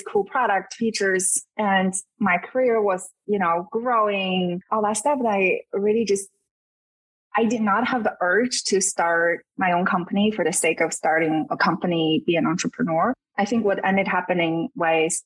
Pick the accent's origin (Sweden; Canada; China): China; moved away as an adult; also born or lived in South Bay Area, United States; now in United States; I grew up in China, and I came to the US for grad school.